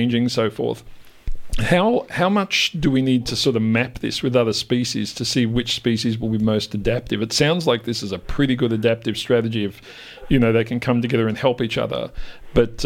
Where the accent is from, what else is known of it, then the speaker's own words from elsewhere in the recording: Australia; I was brought up in Australia